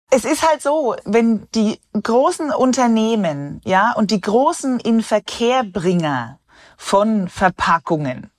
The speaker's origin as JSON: {"language": "German", "country": "Germany", "said": "Bei uns in Deutschland"}